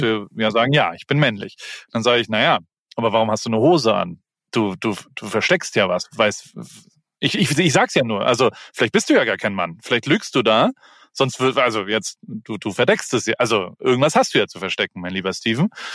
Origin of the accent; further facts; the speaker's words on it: Germany; moved away as an adult; now in United States; ich komme aus Deutschland